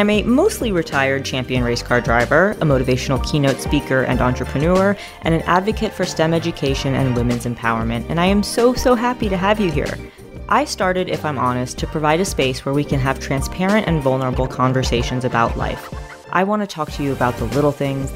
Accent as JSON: {"language": "English", "town": "New York City", "region": "New York", "country": "United States", "tie": "born or raised there", "said": "growing up in New York City"}